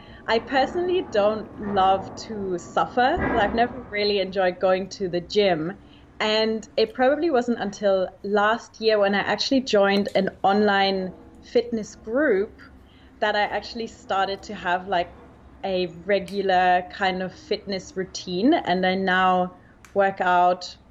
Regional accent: Germany; accent: Australia or New Zealand; moved away as an adult; also born or lived in Australia / New York; So I actually grew up in Germany, but I moved to Australia when I was 19. I went to school in Australia, so that's where that's coming from. I lived there for 6 years.

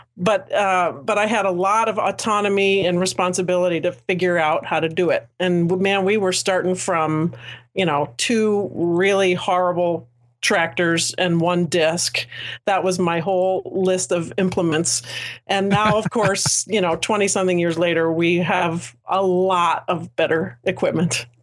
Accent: United States; a ten minute commute from my hometown

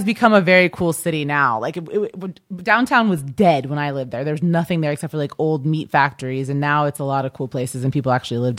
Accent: Kansas, United States; Right outside of Kansas City. It was cool. It was just like a regular suburban, boring life.

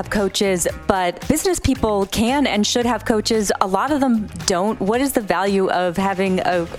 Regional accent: Massachusetts, United States; I grew up in Massachusetts

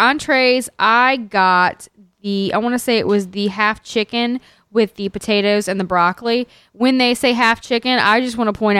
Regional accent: New Orleans, Louisiana, United States; It's because we're from New Orleans.

